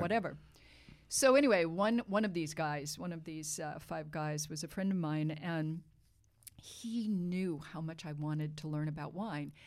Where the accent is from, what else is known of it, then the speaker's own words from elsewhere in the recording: Reno, Nevada, United States; also born or lived in Boston, Massachusetts / New York; now in Napa Valley, United States; my, my family, um, lived in, um, outside of Reno, Nevada for, um, some years as I was a kind of preteen.